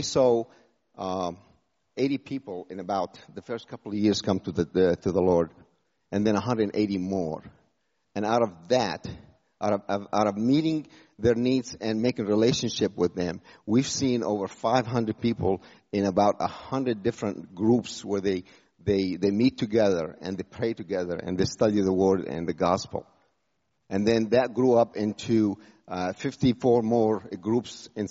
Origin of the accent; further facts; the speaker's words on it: Jordan; moved away as an adult; also born or lived in United States; I was born in Jordan from a Muslim background. I went to the U.S. at age 18